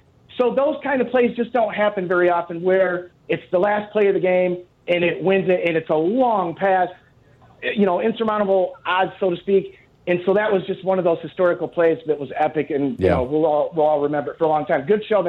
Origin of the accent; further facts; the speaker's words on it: Lansing, Michigan, United States; I'm from Lansing, right down the street from Michigan State.